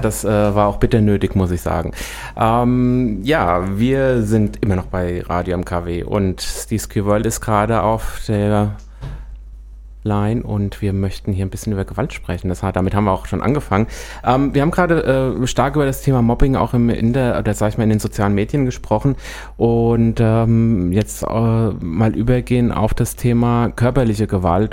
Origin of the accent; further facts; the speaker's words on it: Büdingen, Hesse, Germany; ich komme aus Büdingen, ist jetzt auch äh, nicht der Nabel der Welt und mhm. äh, Käfenrot war die Grundschule